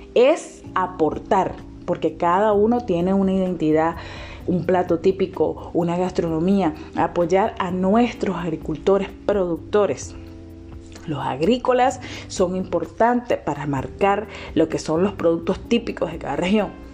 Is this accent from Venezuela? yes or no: yes; Venezuela